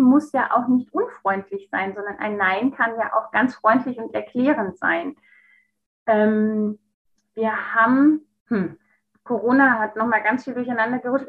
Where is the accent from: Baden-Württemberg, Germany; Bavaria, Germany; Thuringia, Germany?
Baden-Württemberg, Germany; Stuttgart; moved away; also born or lived in Munich; hatte eine neue Stelle in Stuttgart. Da, wo ich herkomme ursprünglich